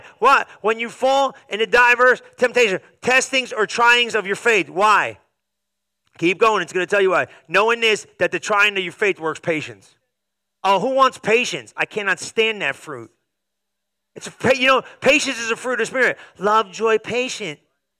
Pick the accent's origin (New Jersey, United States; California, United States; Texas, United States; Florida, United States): New Jersey, United States; I'm probably Italian from New Jersey